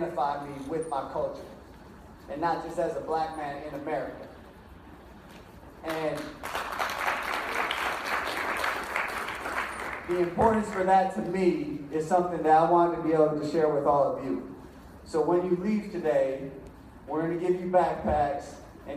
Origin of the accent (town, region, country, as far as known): Milwaukee, Wisconsin, United States; born or raised there